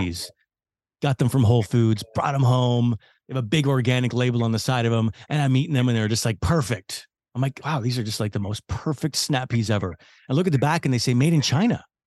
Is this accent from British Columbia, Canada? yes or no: yes; Vancouver, British Columbia, Canada; Vancouver, which is my hometown